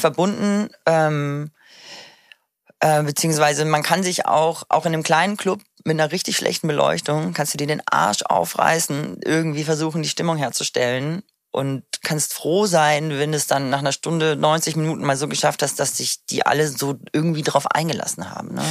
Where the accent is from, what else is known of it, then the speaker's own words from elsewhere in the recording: Munich, Bavaria, Germany; now in Berlin, Germany; ich komme ja aus München